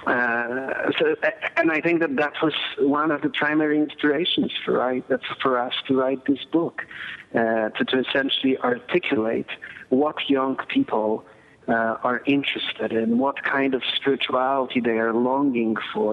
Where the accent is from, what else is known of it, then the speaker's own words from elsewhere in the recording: Poland; moved away; I grew up in Poland during the communist and Soviet era